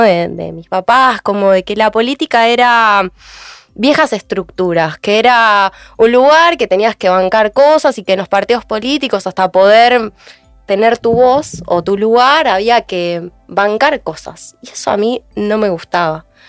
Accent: Mar del Plata, Buenos Aires Province, Argentina; Yo soy de Mar del Plata

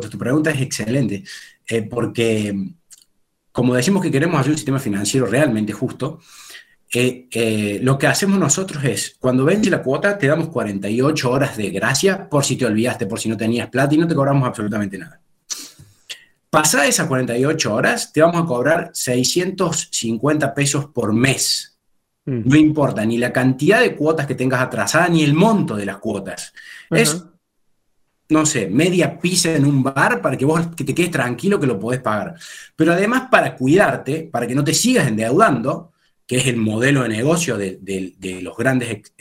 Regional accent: Córdoba, Argentina; estamos en Córdoba, de, donde somos oriundos

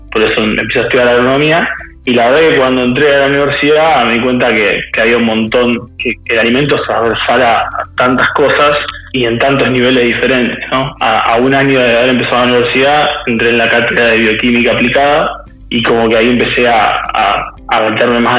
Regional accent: Quilmes, Buenos Aires Province, Argentina; yo soy de Guilmes

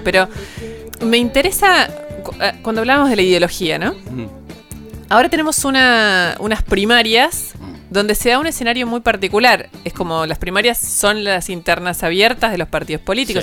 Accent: Argentina

